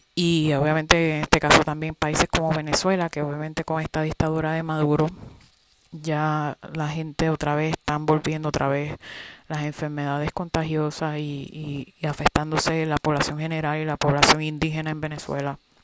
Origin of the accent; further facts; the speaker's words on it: Puerto Rico; yo soy puertorriqueña